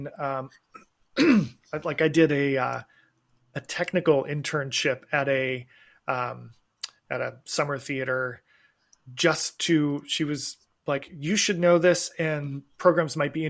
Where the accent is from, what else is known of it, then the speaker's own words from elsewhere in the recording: Asheville, North Carolina, United States; I'm from Asheville, North Carolina